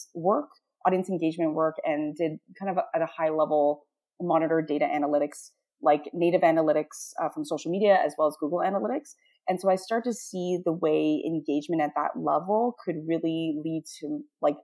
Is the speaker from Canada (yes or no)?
yes; Toronto, Ontario, Canada; I grew up as a woman of color in an under-resourced part of Toronto. My hometown is Scarborough